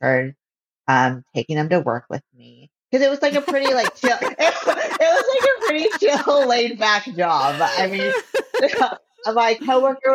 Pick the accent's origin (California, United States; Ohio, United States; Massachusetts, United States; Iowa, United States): California, United States; Visalia; moved away as an adult; now in Los Angeles, United States; I'm from Visalia, which is about 3 hours away from LA in the Central Valley, right in the middle of California